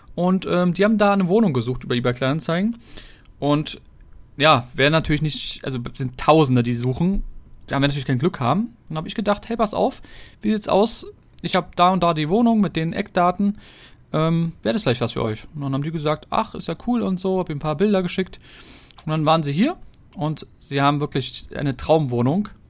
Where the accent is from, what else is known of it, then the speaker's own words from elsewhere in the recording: Berlin, Germany; Wenn du schon so lange hier wohnst und aufgewachsen bist